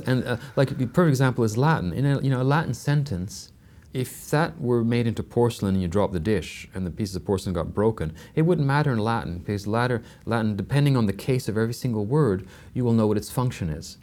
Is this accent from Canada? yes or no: yes; Canada; I'm Canadian, which is a very secular country